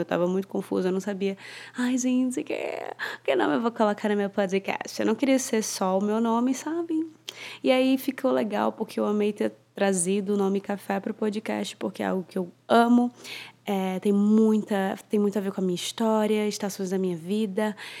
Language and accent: Portuguese; Fortaleza, Ceará, Brazil; also born or lived in Sydney, Australia; now in São Paulo, Brazil; Eu sou nascida e criada em, em Fortaleza, Ceará